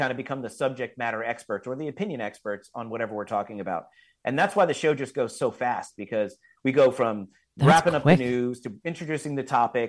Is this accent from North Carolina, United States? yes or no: no; Florida, United States; I grew up here in South Florida, and I went to college at Florida State University